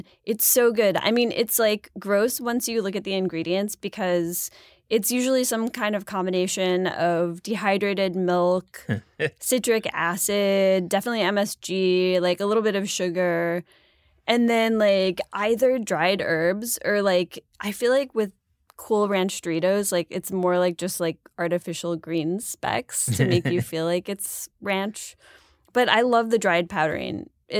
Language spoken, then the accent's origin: English; Buffalo, New York, United States; Like I'm from Buffalo. It's got to be blue cheese.